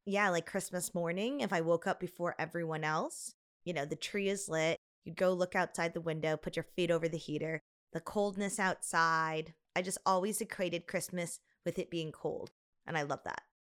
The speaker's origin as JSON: {"language": "English", "town": "Chicago", "region": "Illinois", "country": "United States", "tie": "born or raised there", "said": "our house growing up in Chicago was a ranch style home"}